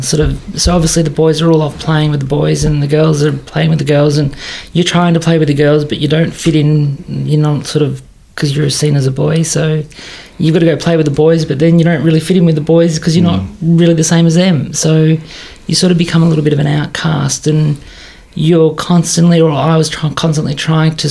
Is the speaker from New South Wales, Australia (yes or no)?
no; Scoresby, Victoria, Australia; I grew up in Scoresby